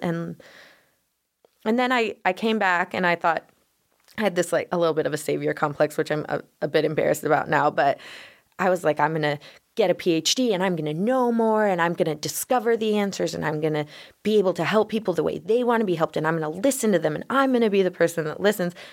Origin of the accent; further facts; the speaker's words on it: Denver, Colorado, United States; I grew up in Denver